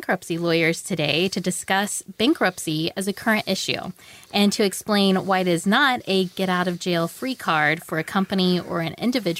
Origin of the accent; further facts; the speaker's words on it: West Plains, Missouri, United States; I'm from West Plains